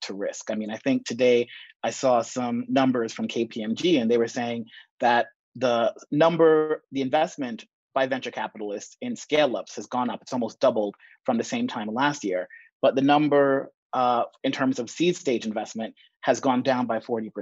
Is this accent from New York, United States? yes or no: yes; New York City, New York, United States; moved away as an adult; also born or lived in Jamaica / London / Barcelona / Madrid; I was born in Jamaica, grew up in the Bronx